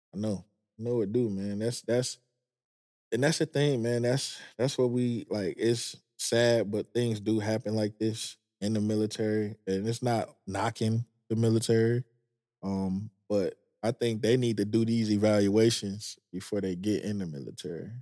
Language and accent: English; Detroit, Michigan, United States; moved away as an adult; also born or lived in Manassas, Virginia / Maryland / California; I'm from Detroit